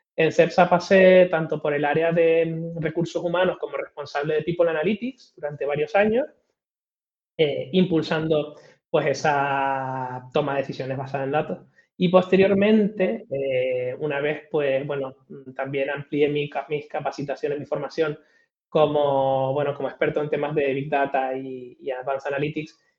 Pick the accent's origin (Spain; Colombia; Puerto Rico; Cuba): Spain; Tenerife, Canary Islands; also born or lived in Madrid; Soy, soy canario de Tenerife, eh, aunque paso más tiempo casi en Madrid que en Canarias